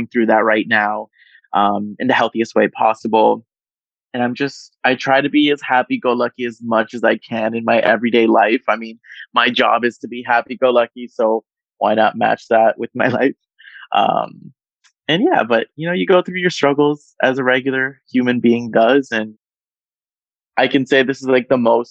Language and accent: English; Miami, Florida, United States; born and raised in Miami in South Florida, Nicaraguan American